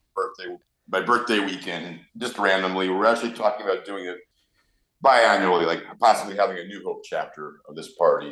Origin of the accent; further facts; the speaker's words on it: New York, United States; I'm a New Yorker